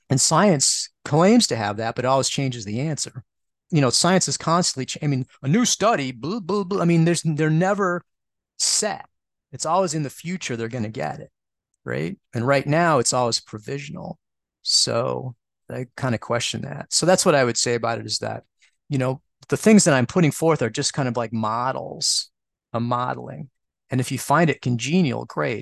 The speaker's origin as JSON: {"language": "English", "region": "Midwest", "country": "United States", "said": "since I'm from the Midwest, I say spica"}